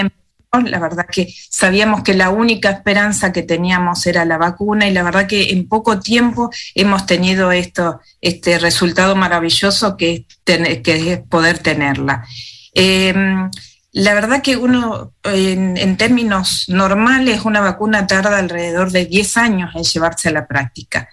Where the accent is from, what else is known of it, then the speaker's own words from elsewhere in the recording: Argentina; moved away as an adult; now in Wellington, New Zealand; en mi país también, en, Argentina